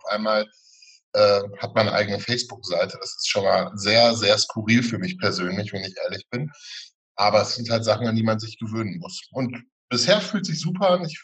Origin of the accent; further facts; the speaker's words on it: Witten, North Rhine-Westphalia, Germany; du kommst aus Hattingen, ich komme aus Witten, liegt nah, äh, nah beieinander.